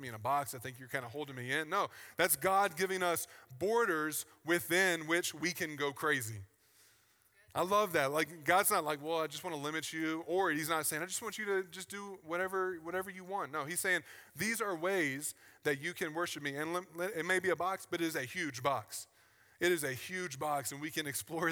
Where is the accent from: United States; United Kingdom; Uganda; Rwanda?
United States; Virginia; I grew up in the South on the East Coast in Virginia.